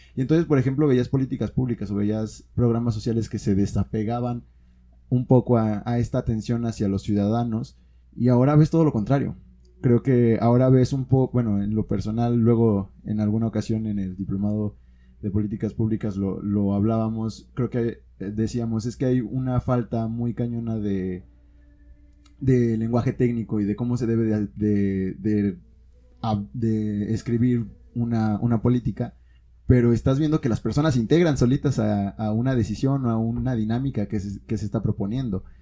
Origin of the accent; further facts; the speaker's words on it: Guanajuato, Mexico; somos como guanajuatenses